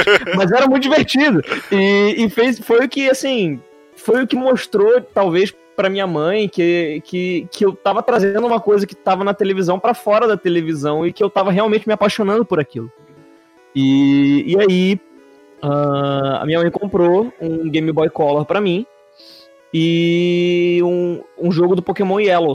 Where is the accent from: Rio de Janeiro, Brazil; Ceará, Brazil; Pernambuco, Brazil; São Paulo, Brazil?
Rio de Janeiro, Brazil; eu sou carioca, mas apesar de eu ser carioca